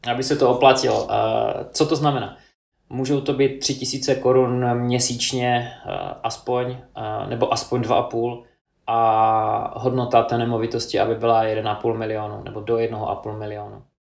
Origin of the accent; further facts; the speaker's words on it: United Kingdom; now in Czech Republic; Já jsem z Británie